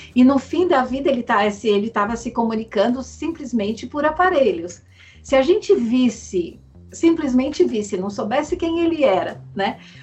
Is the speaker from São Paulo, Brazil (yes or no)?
yes; São Paulo, Brazil; eu sou paulistana